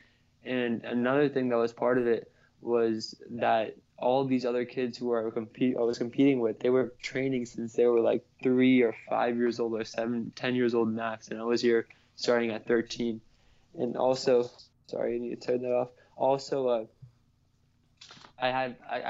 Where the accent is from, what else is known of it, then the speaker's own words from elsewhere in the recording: United States; my parents are from Pakistan, but I was born in America